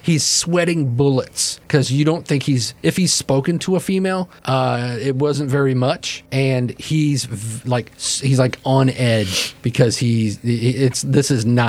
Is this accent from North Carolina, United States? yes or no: no; Michigan, United States; I'm from Michigan, okay? It's never this hot.